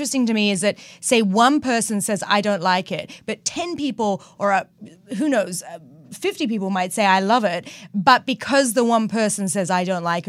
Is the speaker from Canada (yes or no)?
no; New South Wales, Australia; now in United States; I grew up on the northern beaches, so I miss that part too.